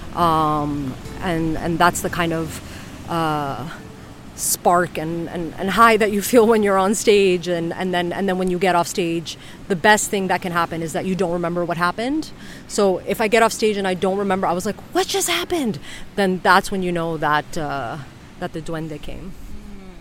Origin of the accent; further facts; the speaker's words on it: New York City, New York, United States; moved away as an adult; also born or lived in Madrid, Spain; now in Ibiza, Spain; I was born and raised in New York City